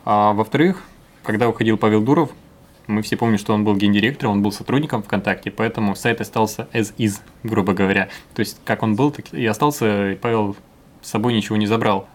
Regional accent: Sumy, Sumy Oblast, Ukraine; moved away; приехал в Сумы, это мой родной город

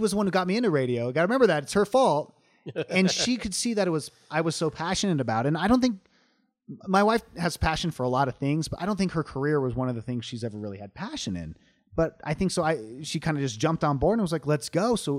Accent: Long Beach, California, United States; moved away; Yeah, I grew up in Long Beach, California.

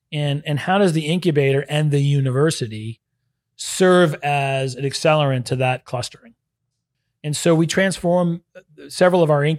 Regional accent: Northeast, United States; now in Orlando, United States; maybe it's because I come from the Northeast, which has a little more of that history

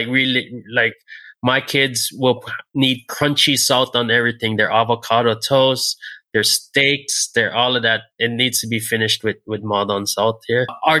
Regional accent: Hilo, Hawaii, United States; now in Maui, United States; Hilo. So Hilo is my hometown.

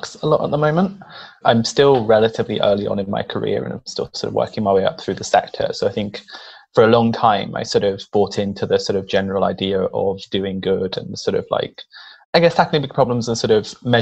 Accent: Ecuador; now in United Kingdom; I grew up in Ecuador. I'm Latino.

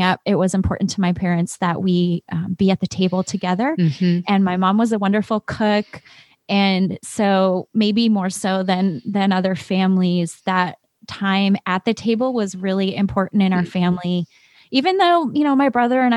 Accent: Chicago, Illinois, United States; also born or lived in California; I didn't grow up in California. I grew up in Chicago

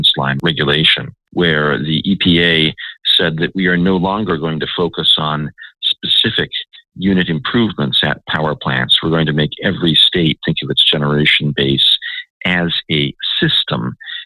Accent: Washington, District of Columbia, United States; I grew up in Washington

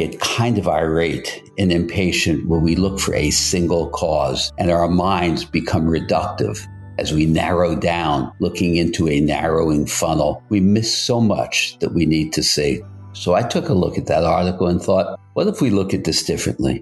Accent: New York City, New York, United States; also born or lived in Brooklyn, New York / Manhattan, New York / Westchester County, New York / Westport, Connecticut; now in Hamptons, Long Island, United States; Then we moved to Queens, which at that time seemed very, very rural.

